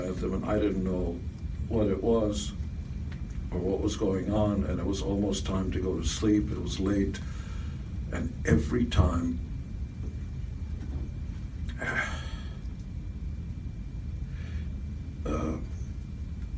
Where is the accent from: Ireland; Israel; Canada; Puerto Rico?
Israel; English is a second language; now in United States; I was born in Israel